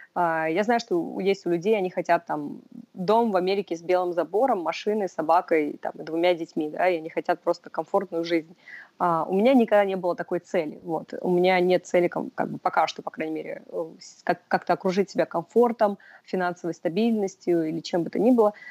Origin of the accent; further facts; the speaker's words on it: Russia; moved away as an adult; also born or lived in Moscow; now in New York, United States; я из России